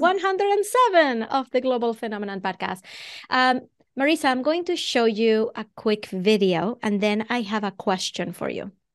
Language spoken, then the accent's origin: English; Venezuela; English is a second language; moved away as an adult; now in Boston, United States; I'm originally from Venezuela. That's where the accent comes from